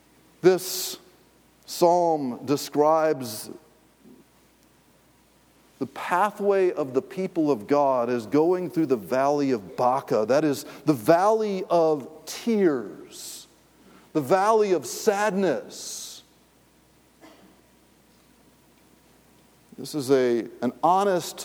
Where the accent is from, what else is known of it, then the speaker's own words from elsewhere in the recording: Raleigh, North Carolina, United States; I grew up in Raleigh, North Carolina.